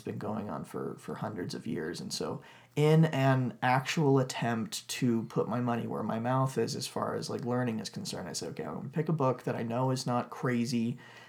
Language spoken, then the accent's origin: English; Texas, United States; I grew up in Texas